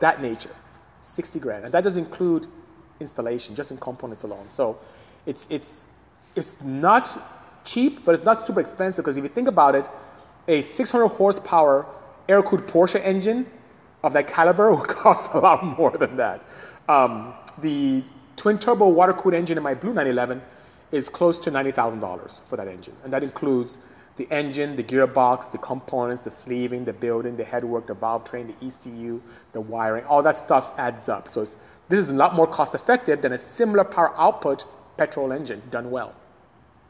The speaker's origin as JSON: {"language": "English", "country": "Nigeria", "moved": "yes", "said": "I'm Nigerian, so from West Africa indeed. That's where I'm from originally"}